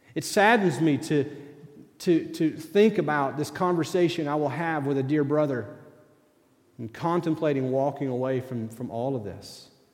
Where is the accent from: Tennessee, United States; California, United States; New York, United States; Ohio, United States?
Tennessee, United States; East; moved away; also born or lived in Kentucky; I grew up in East Tennessee